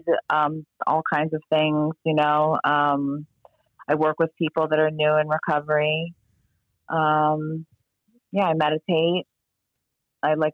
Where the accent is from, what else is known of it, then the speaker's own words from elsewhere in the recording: South Florida, United States; I was born and raised here